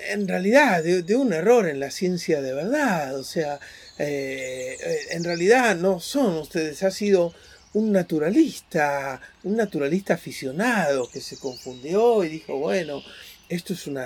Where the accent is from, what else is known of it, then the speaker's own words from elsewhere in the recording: Buenos Aires, Argentina; somos universales y a la vez somos porteños.